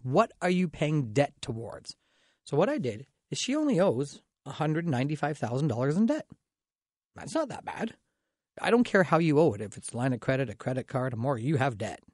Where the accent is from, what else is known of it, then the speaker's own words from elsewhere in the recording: Dorchester, Ontario, Canada; I grew up in Dorchester, so I'm pretty proud of it